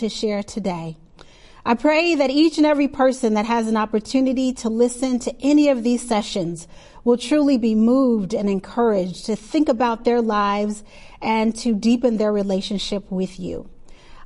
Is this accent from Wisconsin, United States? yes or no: yes; Milwaukee, Wisconsin, United States; I grew up in Milwaukee, Wisconsin